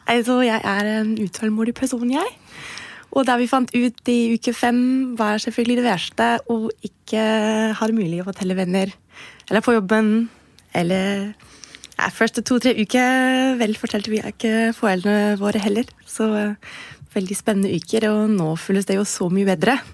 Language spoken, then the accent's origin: Norwegian; Germany; now in Norway; kommer jeg jo fra Tyskland